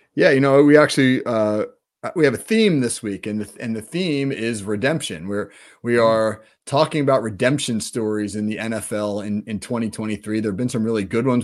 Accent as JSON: {"language": "English", "region": "New Jersey", "country": "United States", "said": "being from New Jersey"}